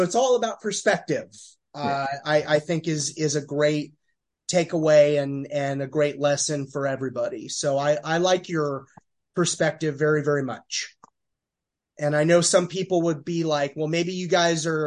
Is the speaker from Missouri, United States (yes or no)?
no; Eastern Los Angeles County, California, United States; now in New York, United States; I'm not from New York City. I'm from, you know, Eastern Los Angeles County